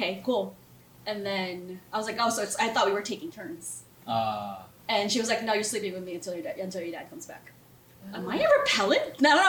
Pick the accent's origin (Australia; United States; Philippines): Philippines; the house that I grew up in the Philippines was on farmland.